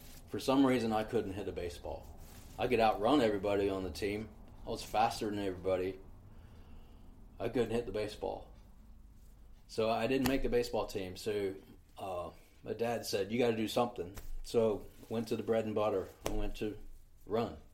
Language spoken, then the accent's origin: English; Gainesville, Florida, United States; I grew up in Gainesville, right? Gainesville, Florida was, in the 70s, was like a mecca for running